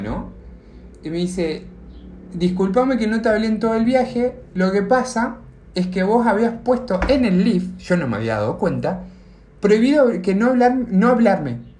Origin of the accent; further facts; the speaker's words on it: Argentina; moved away as an adult; now in United States; soy de Argentina